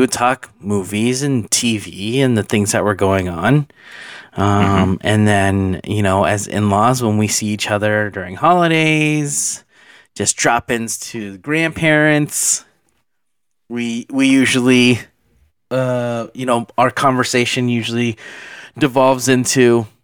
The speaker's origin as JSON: {"language": "English", "town": "Phoenix", "region": "Arizona", "country": "United States", "tie": "born or raised there", "said": "born and raised in Phoenix, grew up here"}